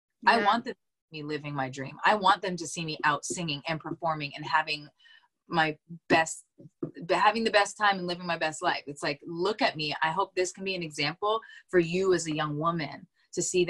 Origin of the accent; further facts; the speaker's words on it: Northern Canada, Canada; I was raised in Canada. Maybe you don't know this about me. I'm from Northern Canada. So I was raised around all of that.